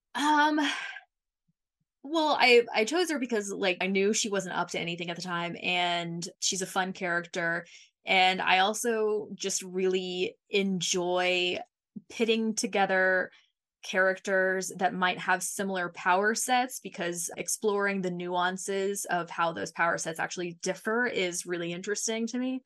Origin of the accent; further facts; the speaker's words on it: Mississippi, United States; I was born and raised in Mississippi